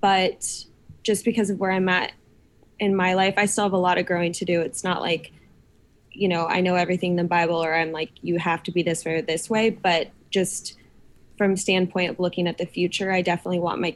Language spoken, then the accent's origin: English; Des Moines, Iowa, United States; moved away as an adult; now in Nashville, United States; I lived in Des Moines, which is the biggest city in Iowa